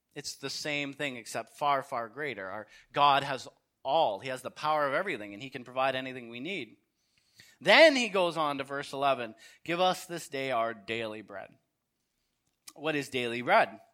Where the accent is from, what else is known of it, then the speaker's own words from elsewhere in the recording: Canada; I'm a Canadian